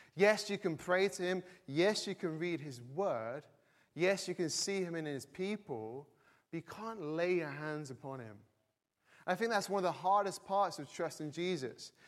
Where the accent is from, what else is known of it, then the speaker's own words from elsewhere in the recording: the north of England, United Kingdom; now in Cambridge, United Kingdom; I'm not from Cambridge originally, from the north of England